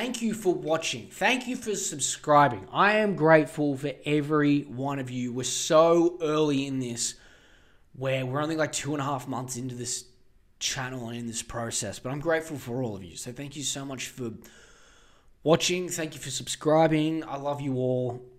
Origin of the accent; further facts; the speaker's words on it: Australia; I don't care that I'm from Australia.